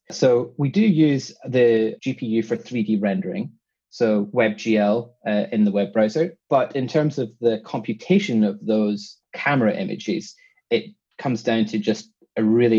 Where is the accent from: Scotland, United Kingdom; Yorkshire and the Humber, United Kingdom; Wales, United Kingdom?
Scotland, United Kingdom; accent: Scottish with London twang; now in London, United Kingdom; Well, I'm Scottish. I grew up in Scotland, but I've been living in London now for 10 plus years.